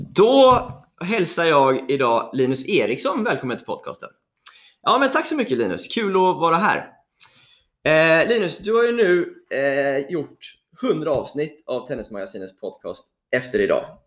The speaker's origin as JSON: {"language": "Swedish", "town": "Mölndal", "region": "Västra Götaland", "country": "Sweden", "tie": "born or raised there", "said": "jag är uppväxt i, i Mölndal utanför Göteborg"}